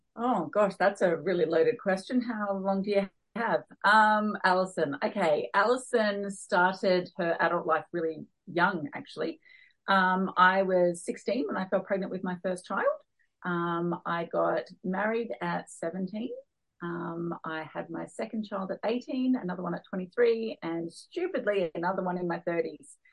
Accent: Newcastle, New South Wales, Australia; moved away as an adult; also born or lived in Darwin; I was born and raised here in Newcastle, and I always swore I would never move back.

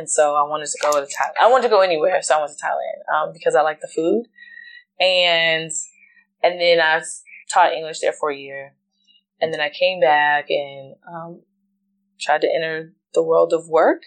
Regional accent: Richmond, Virginia, United States; I grew up in Richmond, Virginia

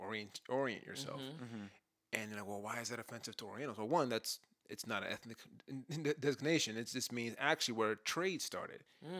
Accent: Compton, California, United States; I grew up in Compton.

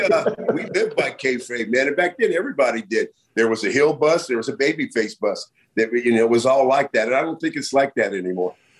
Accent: Bay Area, California, United States; I'm from the Bay Area

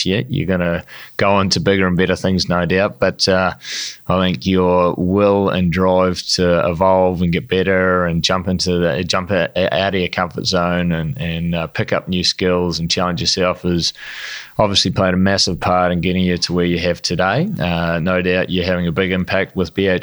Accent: New Zealand; I'm a Kiwi

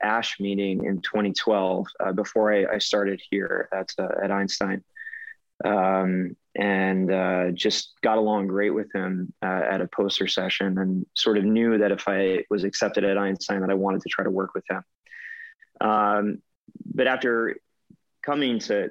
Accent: New Jersey, United States; moved away as an adult; also born or lived in Boston / Bronx, New York; now in New York, United States; I grew up in a small town in New Jersey, about an hour south of New York City

